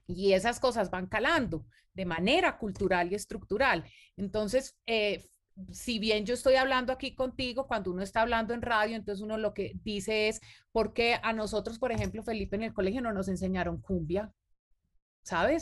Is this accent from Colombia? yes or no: yes; Colombia; Nosotros, por ejemplo, como colombianos